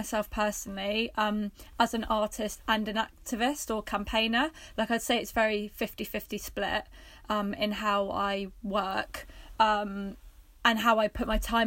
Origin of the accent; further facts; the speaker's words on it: Worthing, South East England, United Kingdom; moved away as an adult; also born or lived in Bristol; I'm from Worthing originally